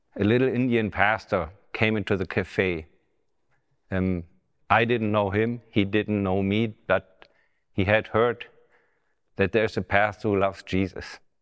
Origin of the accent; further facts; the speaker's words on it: Germany; English is a second language; right now we are in the Bethany Revival Center in Bramstedt, which is close to my hometown